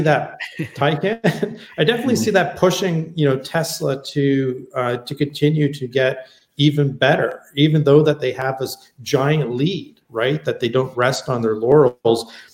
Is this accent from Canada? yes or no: yes; Canada; also born or lived in California; since I'm Canadian